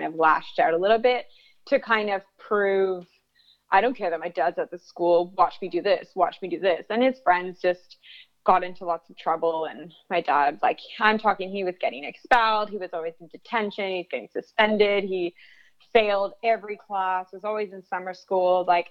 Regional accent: Toronto, Ontario, Canada; I am from Canada, from just around Toronto area.

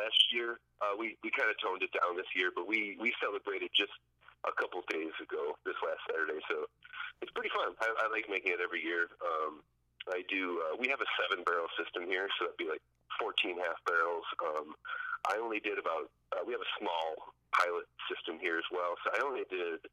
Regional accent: Milwaukee, Wisconsin, United States; I'm from Milwaukee area, so I was brewing at Water Street for a while back in the day

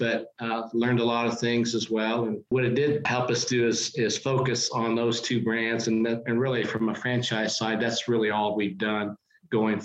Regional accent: Wichita, Kansas, United States; It was an opportunity to work close to my hometown with a Fortune

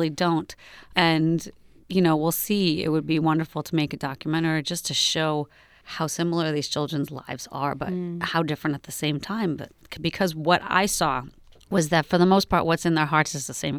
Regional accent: New York, United States; now in Berkeley, United States; I grew up in New York, and New York is extremely Zionist

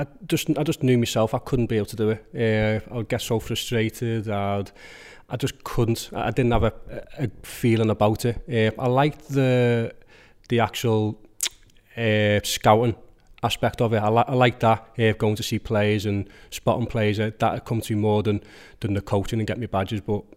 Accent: Skelmersdale, North West England, United Kingdom; Obviously, I'm growing up in Skem, and he was a bit more posher.

